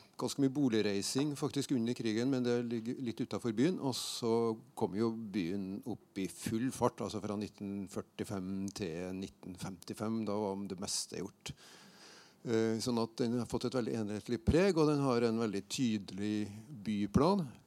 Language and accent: Norwegian; Steinkjer, Trøndelag, Norway; moved away as an adult; jeg flytta fra Steinkjer etter å være ferdig på gymnaset